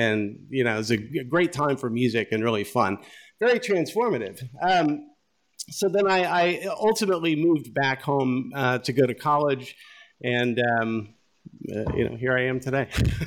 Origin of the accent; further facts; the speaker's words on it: Kansas City, Missouri, United States; also born or lived in Lawrence, Kansas; Well, I was born in Lawrence, Kansas. I grew up in Kansas City, Missouri, and lived there, till I was 15 years old.